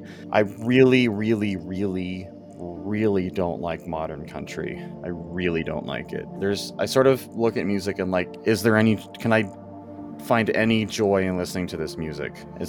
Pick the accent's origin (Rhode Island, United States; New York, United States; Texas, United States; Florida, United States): New York, United States; Elmont; I grew up in Elmont doesn't mean I'm from there.